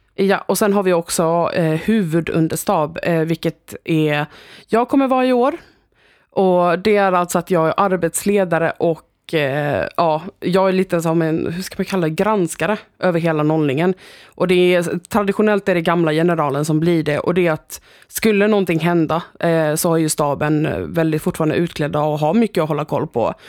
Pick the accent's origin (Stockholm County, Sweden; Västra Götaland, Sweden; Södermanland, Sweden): Stockholm County, Sweden; Stockholm; moved away as an adult; now in Växjö, Sweden; Jag kommer från Stockholm